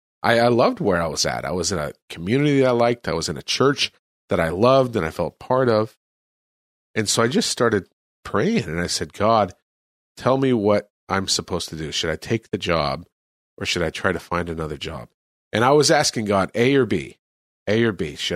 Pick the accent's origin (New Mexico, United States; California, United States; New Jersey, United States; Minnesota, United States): California, United States; moved away as an adult; now in El Salvador; I'm from California.